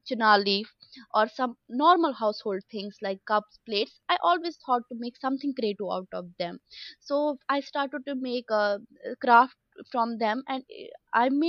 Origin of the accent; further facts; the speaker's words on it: Jammu and Kashmir, India; moved away; also born or lived in Dhaka; I'm from Kashmir.